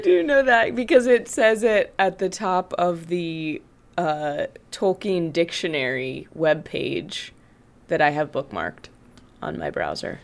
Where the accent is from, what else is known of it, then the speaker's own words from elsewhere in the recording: Greeley, Colorado, United States; in my hometown of Greeley, Colorado